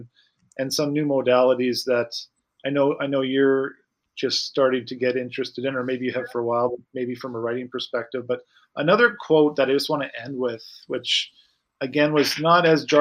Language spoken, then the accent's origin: English; Saskatoon, Saskatchewan, Canada; my hometown of Saskatoon, Saskatchewan.